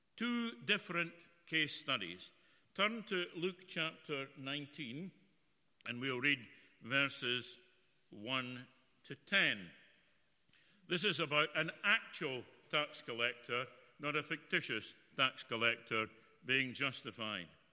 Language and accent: English; Broughty Ferry, Scotland, United Kingdom; I can remember when I was a, a, young boy growing up in Fisher Street in Broughty Ferry near the the lifeboat shed